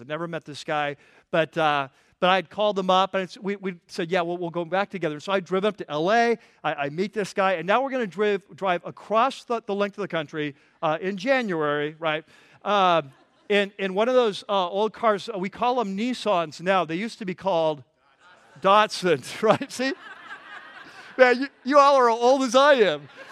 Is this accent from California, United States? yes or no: yes; California, United States; I'm from California